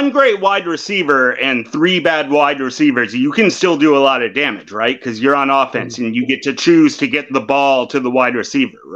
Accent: Oakland, California, United States; born there; no, I was born in Oakland, bro.

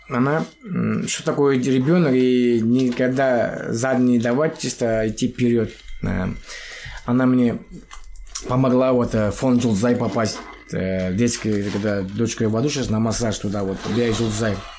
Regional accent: Kentau, Turkestan Region, Kazakhstan; moved away as an adult; now in Astana, Kazakhstan; я вообще родился в Чемпионской области. Сейчас Туркестанская область, город Кентау. С 2010 года живу в Астане

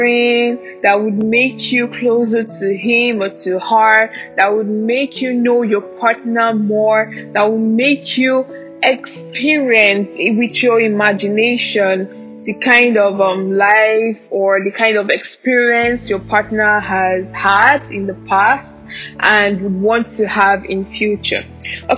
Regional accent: Anambra, Nigeria; also born or lived in Ogun State; I'm from Anambra State. Yes, I'm Igbo, proudly Nigerian.

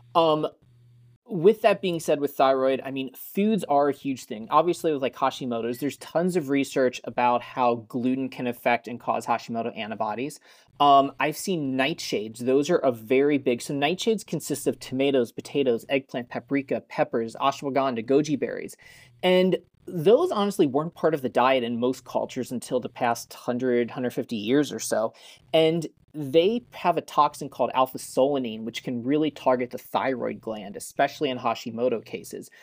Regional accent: Colorado, United States; I grew up in Colorado

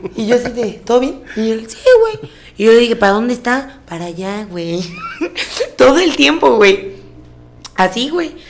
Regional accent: Jarocha, Veracruz, Mexico; soy jarocha

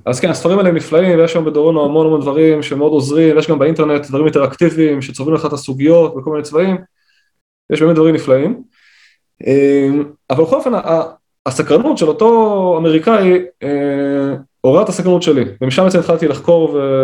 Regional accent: Kiryat Tivon, Northern District, Israel; moved away as an adult; now in Gaza envelope, Israel; אני גדלתי בבית חילוני, בקריית טבעון

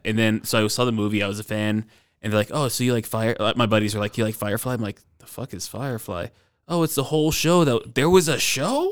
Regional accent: Stone Mountain, Georgia, United States; moved away; also born or lived in Atlanta, Georgia; I'm from Stone Mountain, Georgia. I'm actually moving back there

